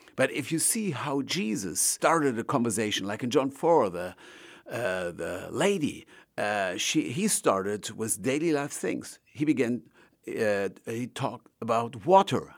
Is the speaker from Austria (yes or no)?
no; Germany; I'm from Germany